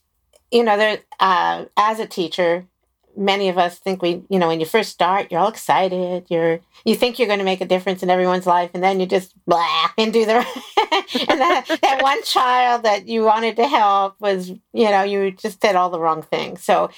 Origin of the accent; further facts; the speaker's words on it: Maryland, United States; now in California, United States; I know what I came from Maryland and moved to California, and I don't think I have an accent